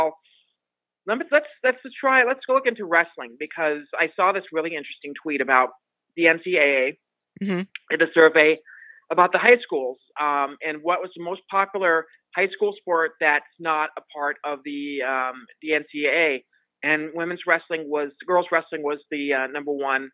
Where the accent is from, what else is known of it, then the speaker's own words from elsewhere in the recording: Montana, United States; now in Las Vegas, United States; I'm originally from Montana